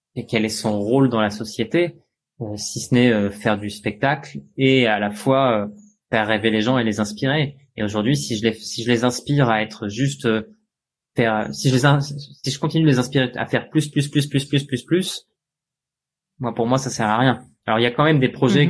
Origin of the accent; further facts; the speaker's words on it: France; je suis né en 1987 en France.